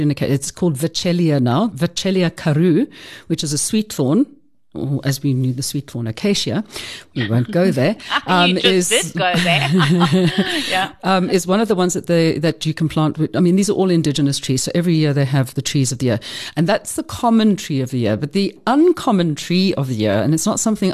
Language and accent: English; South Africa; I'm South African and British